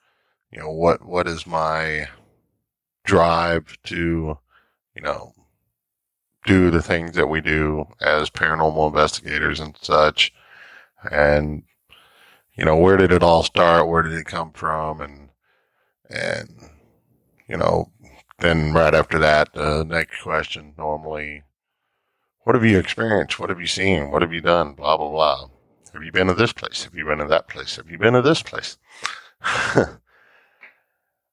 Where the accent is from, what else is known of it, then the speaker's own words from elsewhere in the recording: Fort Worth, Texas, United States; I was born on Carlsbad Air Force Base here in Fort Worth, Texas